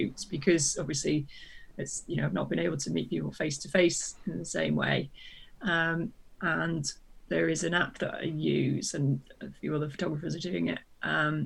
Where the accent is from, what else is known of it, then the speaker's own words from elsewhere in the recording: United Kingdom; being British